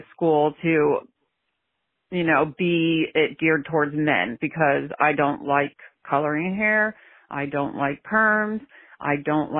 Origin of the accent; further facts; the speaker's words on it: Pennsylvania, United States; I'm from Pennsylvania